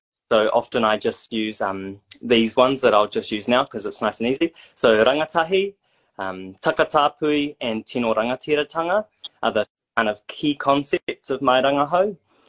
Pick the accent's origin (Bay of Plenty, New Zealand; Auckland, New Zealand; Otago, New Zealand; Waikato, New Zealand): Auckland, New Zealand; Whangaparāoa; moved away as an adult; now in Hamilton, New Zealand; from my father's side, we have whakapapa to Ireland. I grew up in Whangaparawa, north of Tamaki, and I'm currently living in Kirikiri Roa, Hamilton.